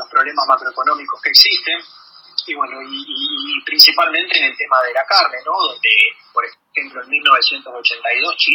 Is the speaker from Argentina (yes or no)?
yes; Argentina; Como, como, argentinos